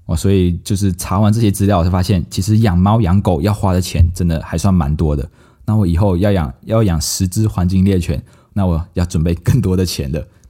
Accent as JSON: {"language": "Chinese", "country": "Taiwan", "said": "像我们人哦，我们在台湾，我们台湾人在台湾有健保，但是这些猫猫狗狗没有健保。"}